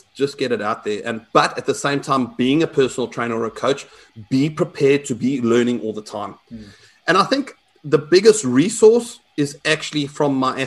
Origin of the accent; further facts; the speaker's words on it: South Africa; I'm South African